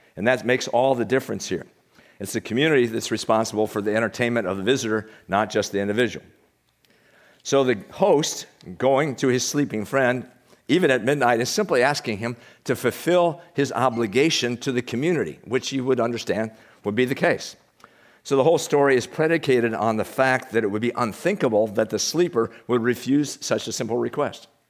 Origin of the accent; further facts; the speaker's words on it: United States; We're from the United States